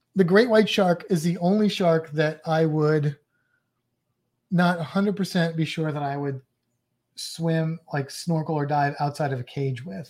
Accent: St. Louis, Missouri, United States; I'm from Saint Louis with the gateway arch

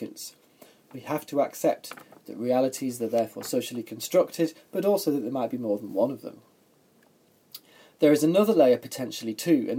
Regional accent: England, United Kingdom; I'm an Englishman, as you might have already told by my accent.

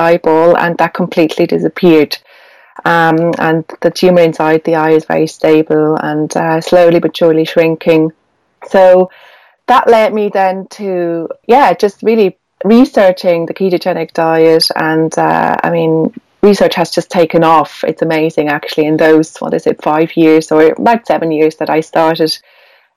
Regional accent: Switzerland; now in Ireland; although I live in Ireland, I'm Swiss. I grew up in Switzerland

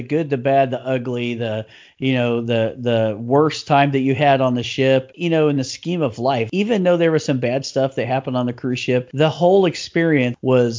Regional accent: Oklahoma, United States; we are both from Oklahoma.

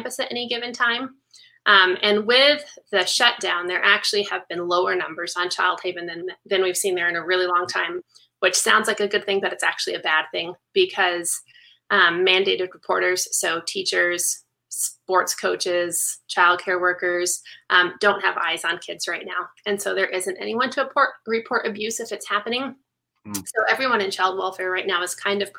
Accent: Las Vegas, Nevada, United States; I was born in Las Vegas, and John and I are both really fortunate that we have both of our extended families here

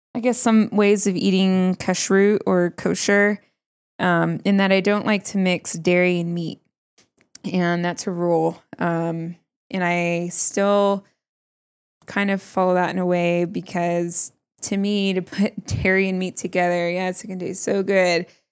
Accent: New York, United States; now in Colorado, United States; I'm from New York.

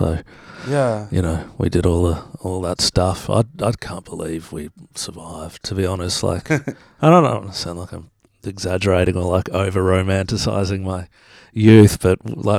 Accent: Brisbane, Queensland, Australia; My parents still live on the street that I grew up in, and I go up the street and there's not one house standing that was there when I was growing up.

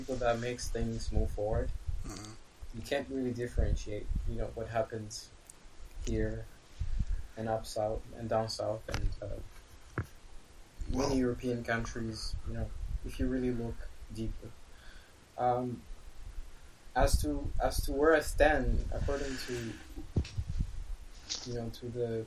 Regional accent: Canada; accent: Canadian twang

